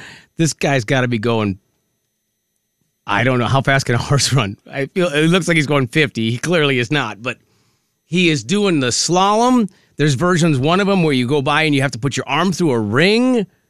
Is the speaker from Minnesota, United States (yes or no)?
yes; Minnesota, United States; when I grew up in Minnesota